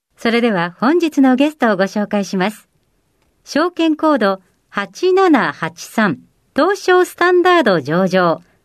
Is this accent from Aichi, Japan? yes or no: no; Miyoshi, Hiroshima, Japan; born or raised there; moved away as an adult; also born or lived in Tokyo